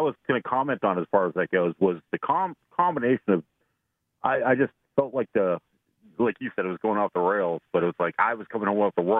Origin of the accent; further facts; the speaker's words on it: Boston, Massachusetts, United States; now in Florida, United States; I live in Florida, but I came from Boston, if you didn't notice.